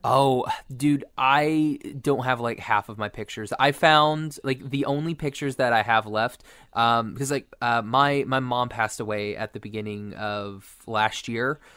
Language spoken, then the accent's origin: English; Oklahoma, United States; I'm from Oklahoma